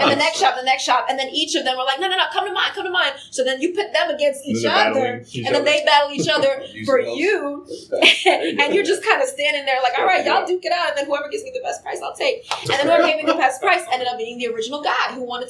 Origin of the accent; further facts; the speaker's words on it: Mount Vernon, New York, United States; I'm from Mount Vernon, which is by the South Bronx.